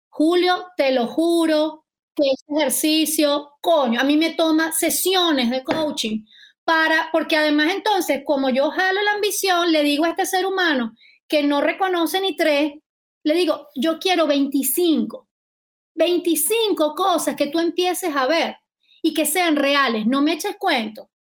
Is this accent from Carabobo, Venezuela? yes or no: yes; Valencia, Carabobo, Venezuela; en Valencia, de donde yo soy